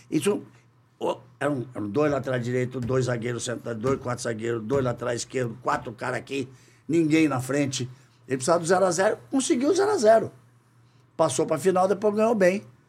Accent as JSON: {"language": "Portuguese", "region": "Rio de Janeiro", "country": "Brazil", "tie": "born or raised there", "also_born_or_lived": "São Paulo", "moved": "yes", "said": "Voltei para minha terra, para o Rio de Janeiro"}